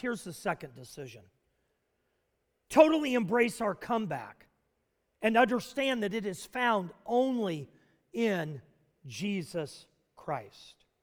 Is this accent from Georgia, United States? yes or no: no; Nashville, Tennessee, United States; Nashville, Tennessee. Actually, my hometown growing up